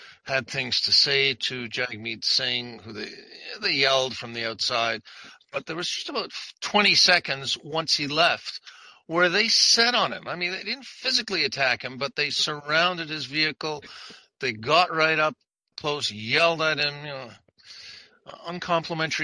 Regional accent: Montreal, Quebec, Canada; I came from Montreal

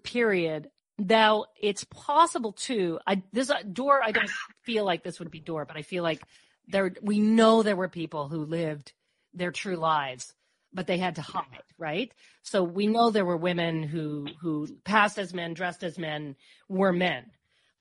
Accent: Newfoundland and Labrador, Canada; now in Peterborough, Canada; growing up in Newfoundland, you know, we'd go to the beach

